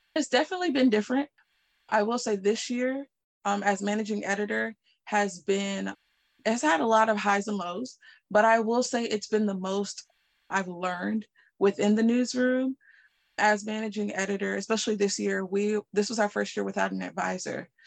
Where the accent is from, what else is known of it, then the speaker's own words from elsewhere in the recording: Raleigh, North Carolina, United States; I am from Raleigh, North Carolina.